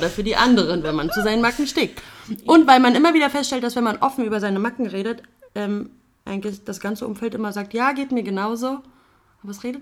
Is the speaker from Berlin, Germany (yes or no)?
yes; Berlin, Germany; Wie man hört, man hört es sofort raus. Wir kommen aus Berlin.